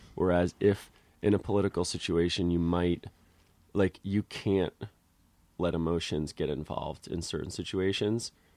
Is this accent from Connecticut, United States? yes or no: yes; Connecticut, United States; moved away; also born or lived in Santa Cruz; I'm from Connecticut